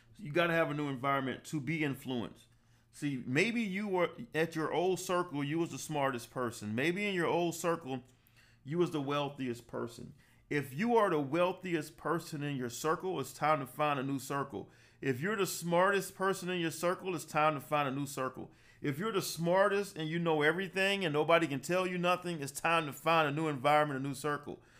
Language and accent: English; Savannah, Georgia, United States; also born or lived in Atlanta, Georgia; I grew up in Savannah, Georgia. I went to high school there, graduated college there, worked there, left at the age of 23